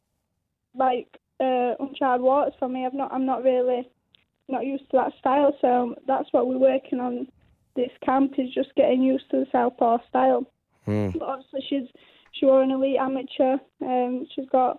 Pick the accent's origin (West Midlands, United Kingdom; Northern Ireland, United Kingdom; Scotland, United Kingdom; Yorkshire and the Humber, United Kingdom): Yorkshire and the Humber, United Kingdom; Doncaster; I'm fetching that to my hometown